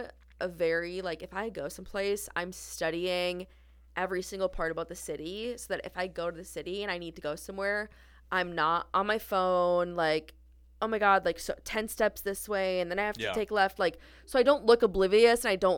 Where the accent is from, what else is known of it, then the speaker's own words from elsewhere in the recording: Minnesota, United States; I'm from Minnesota.